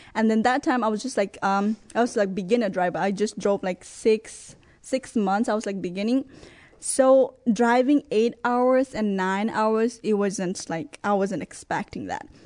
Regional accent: Nepal; moved away as an adult; also born or lived in Texas; now in Brooklyn Arrow, United States; I'm originally from Nepal and I have lived in Texas for seven years

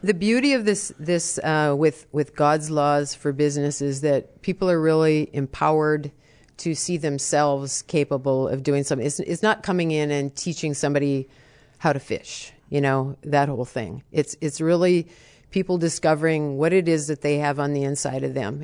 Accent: United States; I'm an American

